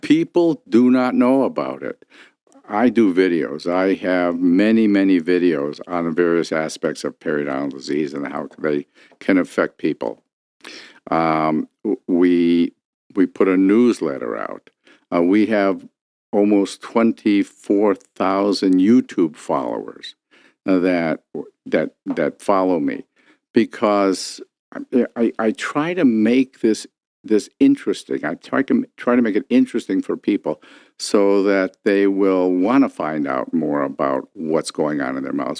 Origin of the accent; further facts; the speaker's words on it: Detroit, Michigan, United States; I grew up here in Detroit